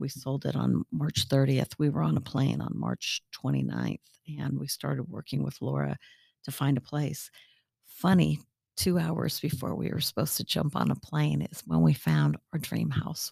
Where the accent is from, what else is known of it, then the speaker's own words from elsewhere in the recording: Northern California, United States; also born or lived in Williamsburg, Virginia / Richmond, Virginia / New Jersey; now in Lakewood Ranch, United States; I'm originally from Northern California.